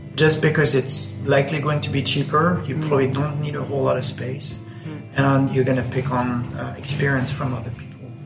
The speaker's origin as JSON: {"language": "English", "country": "France", "tie": "born or raised there", "moved": "yes", "lives_now": "Ireland", "said": "I grew up in France."}